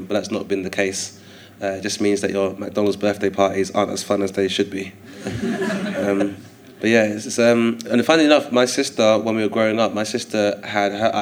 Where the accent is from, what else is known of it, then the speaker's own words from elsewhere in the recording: London, United Kingdom; growing up in Hither Green because it kind of borders Kent as well as Lewisham. So it's in the London Borough of Lewisham